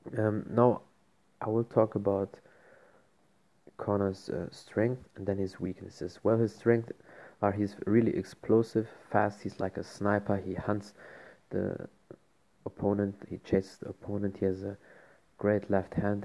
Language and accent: English; Germany; I'm from Germany